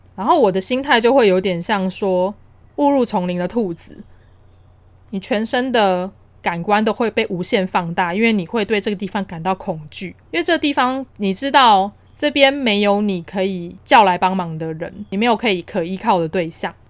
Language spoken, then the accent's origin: Chinese; Taiwan; 既然我们都是台湾人，在这边居住了那么久